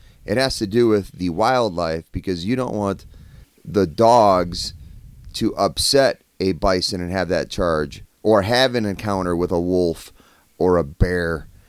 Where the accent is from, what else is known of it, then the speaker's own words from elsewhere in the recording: Wisconsin, United States; I grew up with cows in Wisconsin.